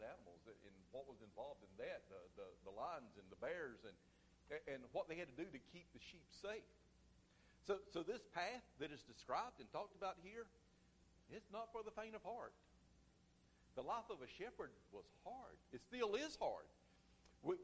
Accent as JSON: {"language": "English", "country": "United States", "tie": "born or raised there", "said": "I grew up in Chesterfield County"}